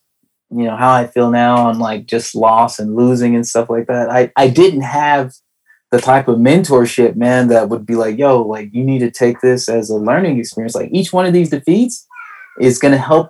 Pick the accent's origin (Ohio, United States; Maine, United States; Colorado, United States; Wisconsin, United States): Colorado, United States; Denver; my mom, like my whole family, went to Thomas Jefferson High School